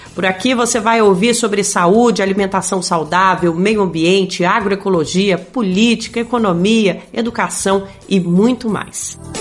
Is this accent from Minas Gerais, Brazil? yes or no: no; Petrolina, Pernambuco, Brazil; also born or lived in Juazeiro; eu sou de Petrolina, né, do sertão de Pernambuco